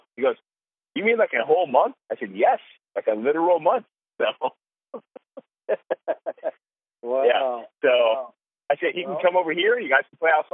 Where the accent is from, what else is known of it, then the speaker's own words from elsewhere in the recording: California, United States; moved away; we're from California. We have a ton of family and friends in California.